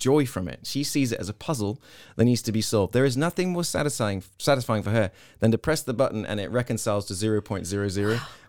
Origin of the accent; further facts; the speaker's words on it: Hong Kong; because I came from Hong Kong, a place where there was always sound.